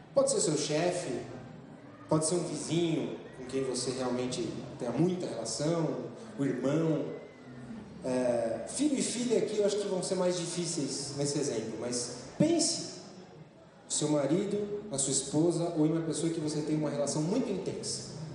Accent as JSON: {"language": "Portuguese", "region": "São Paulo", "country": "Brazil", "tie": "born or raised there", "said": "eu sou nascido em São Paulo"}